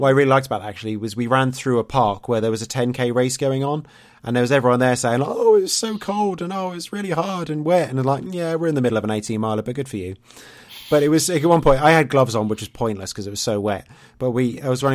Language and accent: English; East Anglia, East of England, United Kingdom; I'm from East Anglia, so that's much more East